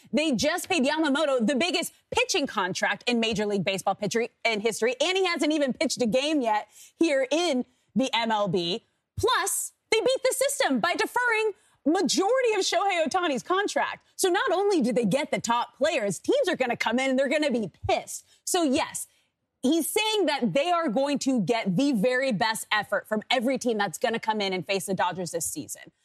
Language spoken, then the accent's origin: English; Manhattan Beach, California, United States; my hometown in Manhattan Beach